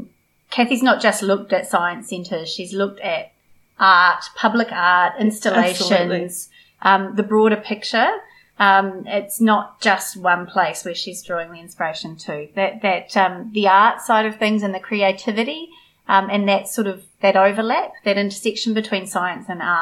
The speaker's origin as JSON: {"language": "English", "town": "Kangaroo Island", "region": "South Australia", "country": "Australia", "tie": "born or raised there", "said": "We're both country kids. I grew up on Kangaroo. I don't sound it, but I grew up on Kangaroo Island."}